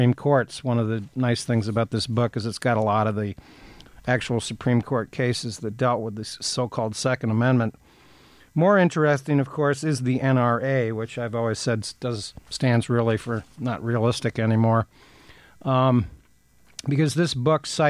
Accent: Athens, Ohio, United States; a town near where I grew up in Athens, Ohio

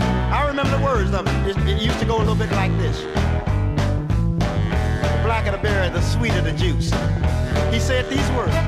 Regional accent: Cincinnati, Ohio, United States; You know, my brothers and I was raised in Cincinnati, you know, Cincinnati, Ohio.

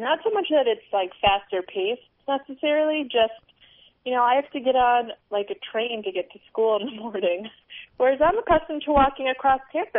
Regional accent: New York, United States; moved away as an adult; also born or lived in Ann Arbor, Michigan; now in Washington D.C., United States; I am from New York, but I have to tell you, I apparently didn't like being in the big city because I totally adapted to what East Coasters would call the small town living of Ann Arbor, Michigan, which I don't think is that small

